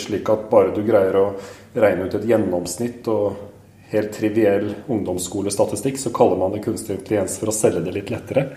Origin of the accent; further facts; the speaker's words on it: Askim, Østfold, Norway; født og oppvokst i Askim i Østfold